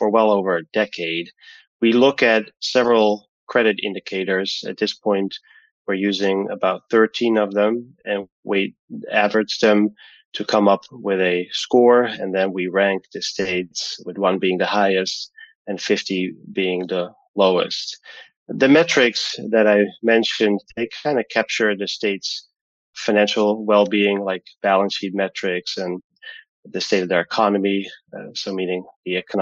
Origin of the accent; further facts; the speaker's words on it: Amsterdam, North Holland, Netherlands; now in Connecticut, United States; I grew up in Amsterdam, the Netherlands.